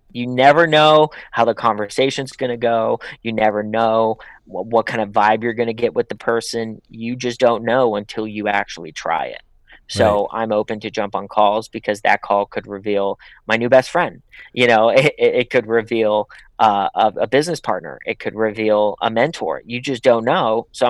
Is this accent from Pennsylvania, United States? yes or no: yes; Pittsburgh, Pennsylvania, United States; now in Los Angeles, United States; So I'm from Pittsburgh. I'm not from Los Angeles. I come from a blue collar town. So when I came out here, I genuinely wanted to build relationships with people.